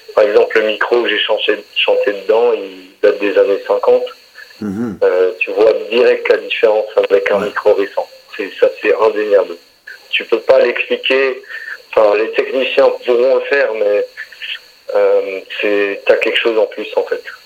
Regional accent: Alsace, Grand Est, France; on vient d'Alsace, quand je me balade chez nous, j'habite en campagne

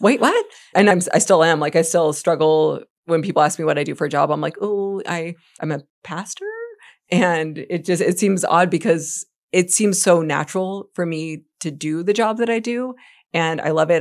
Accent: Gig Harbor, Washington, United States; moved away as an adult; also born or lived in Afghanistan; I grew up in Gig Harbor, I, and we had moved home to my hometown

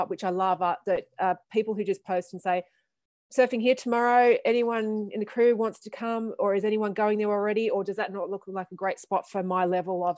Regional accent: Canberra, Australian Capital Territory, Australia; now in Melbourne, Australia; growing up in Canberra

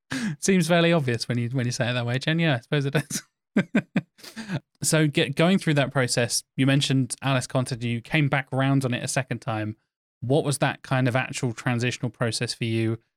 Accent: Norfolk, East of England, United Kingdom; I'm from Norfolk. We are a farming county

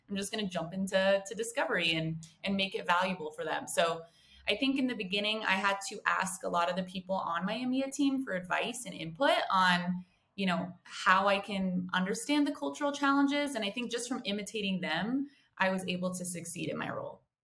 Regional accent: United States; moved away as an adult; also born or lived in San Diego; now in Johannesburg, South Africa; I am an American who actually moved to Johannesburg

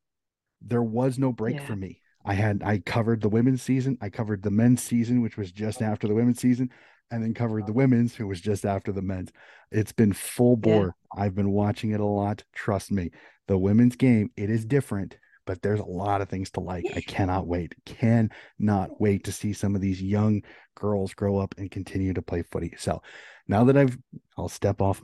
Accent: United States; I'm an American

